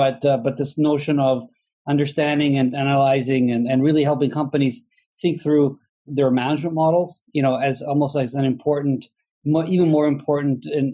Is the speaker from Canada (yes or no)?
no; Italy; moved away as an adult; now in United States; I'm originally from Italy, but I've lived in the U.S. since 1994. I came here for grad school and never left